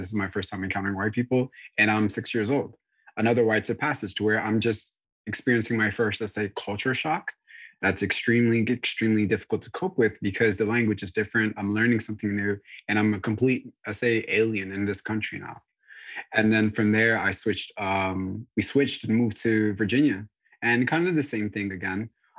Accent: DR Congo; born there; I was born in Congo, and at that time I was born in 94.

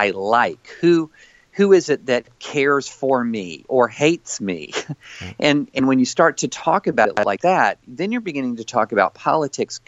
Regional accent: the South, United States; I grew up in the South, in the rural South

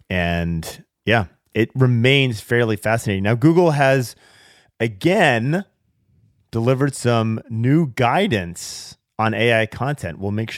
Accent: Seattle, Washington, United States; a woman in Seattle, my hometown of Seattle

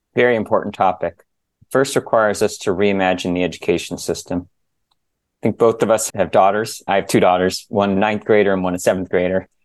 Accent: San Diego, California, United States; moved away as an adult; also born or lived in New Jersey / Bay Area; I was born in New Jersey, grew up in San Diego

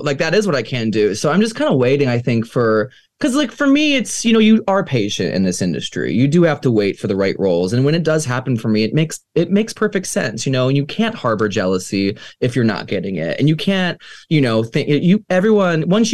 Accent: Ohio, United States; growing up in Ohio, you know, as like a little piano player

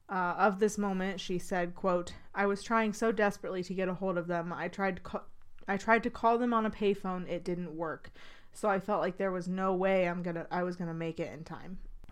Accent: Canada; I'm from Canada, eh?

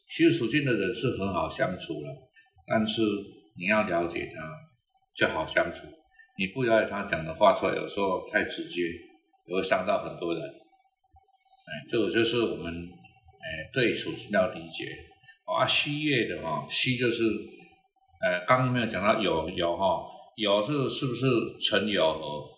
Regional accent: Taiwan; 我们台湾人

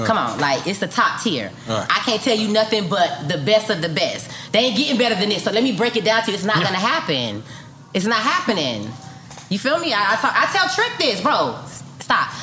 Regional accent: Miami, Florida, United States; I'm from Liberty City, Miami, Florida

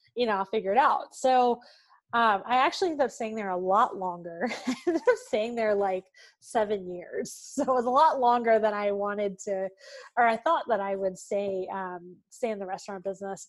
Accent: Smithfield, Virginia, United States; moved away as an adult; now in Atlanta, United States; actually grew up in Smithfield. It's the ham capital of the world.

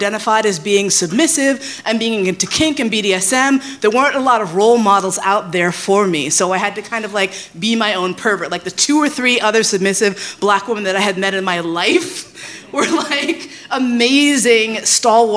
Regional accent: New York, United States; moved away as an adult; also born or lived in San Francisco; I left San Francisco. I grew up in New York. I moved out to the West Coast, did the West Coast thing, came back

